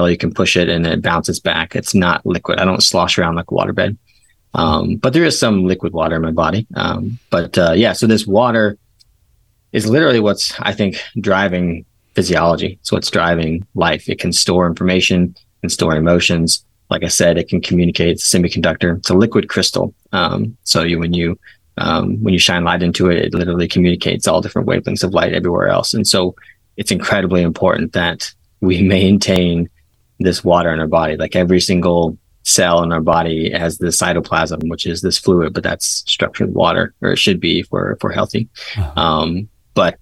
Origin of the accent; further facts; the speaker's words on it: East Coast, United States; also born or lived in Portland, Oregon; now in Southwest Virginia, United States; I'm from the East Coast, so I'm living over here now.